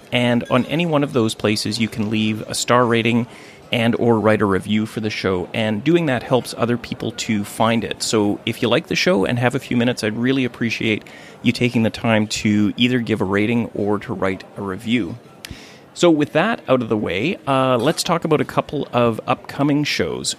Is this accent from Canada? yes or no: yes; Thunder Bay, Ontario, Canada; moved away; also born or lived in Vancouver; my hometown, hometown of Thunder Bay, Ontario